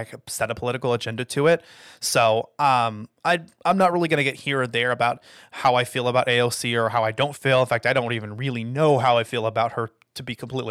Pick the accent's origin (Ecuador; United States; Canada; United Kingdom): United States; as the American people